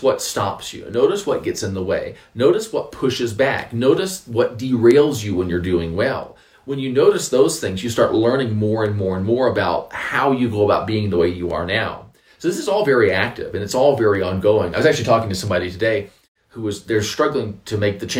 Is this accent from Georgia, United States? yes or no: no; North Carolina, United States; I'm from North Carolina, which is, I guess, it's the South